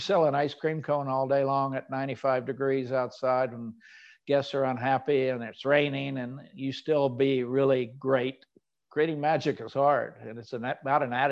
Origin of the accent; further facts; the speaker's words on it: Oklahoma, United States; I grew up in Oklahoma.